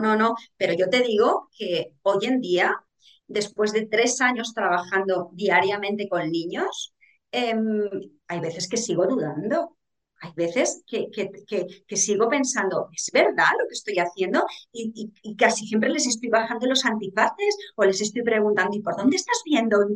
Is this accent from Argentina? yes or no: no; Aragon, Spain; yo soy aragonesa